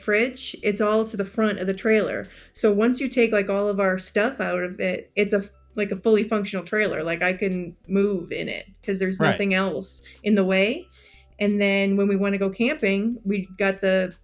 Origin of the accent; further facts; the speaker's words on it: Massachusetts, United States; moved away as an adult; also born or lived in North Carolina; now in Raleigh, United States; I grew up in Massachusetts, and my whole family moved down here to North Carolina about 7 years ago